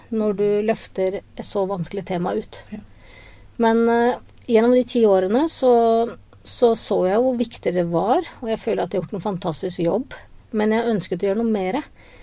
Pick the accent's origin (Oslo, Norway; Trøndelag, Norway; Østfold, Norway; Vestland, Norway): Oslo, Norway; moved away as an adult; now in Grimstad, Norway; jeg er opprinnelig fra Oslo, og jeg trives veldig godt på Sørlandet.